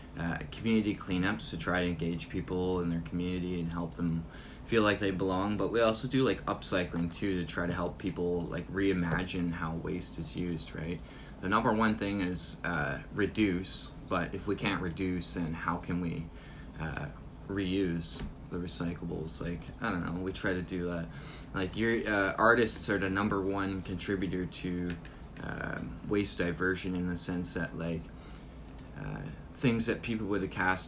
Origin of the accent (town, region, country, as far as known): Thunder Bay, Ontario, Canada; born or raised there; also born or lived in Brampton, Ontario / Newfoundland